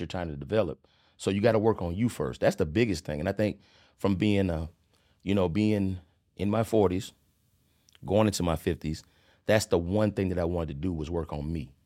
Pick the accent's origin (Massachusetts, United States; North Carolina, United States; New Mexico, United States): North Carolina, United States; Charlotte; I'm originally from Charleston, South Carolina, by the way of Charlotte, North Carolina. Um, was born sep, nineteen seventy-four. Uh, my parents migrated to Charlotte in eighty-two.